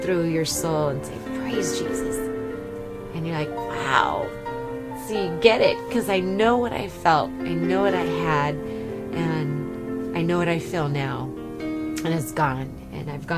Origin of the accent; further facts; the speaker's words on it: Rancho Cucamonga, California, United States; I'm from Southern California, Rancho Cucamonga area